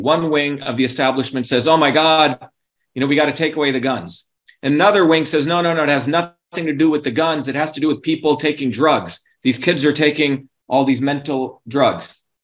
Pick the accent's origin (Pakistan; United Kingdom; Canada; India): India; now in United States; where I grew up in India in our village